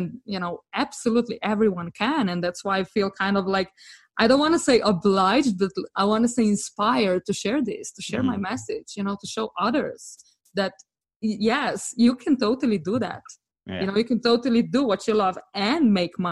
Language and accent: English; Slovenia; moved away as an adult; also born or lived in France / London; I'm actually from Slovenia